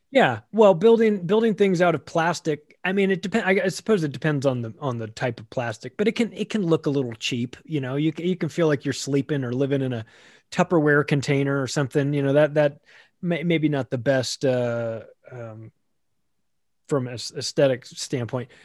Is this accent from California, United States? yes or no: yes; Southern California, United States; I grew up in Southern California